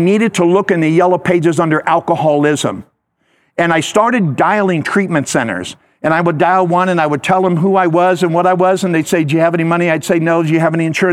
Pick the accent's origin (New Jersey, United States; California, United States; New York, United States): California, United States; Southern; also born or lived in Los Angeles, California; I grew up in Southern California. Up until I was 9 years old, I lived in downtown LA, Central Market, Third and Hill.